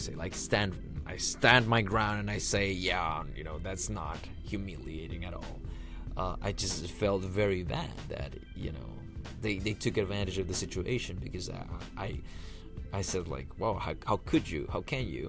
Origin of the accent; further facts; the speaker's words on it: El Salvador; I grew up in El Salvador, which is a country in Central America.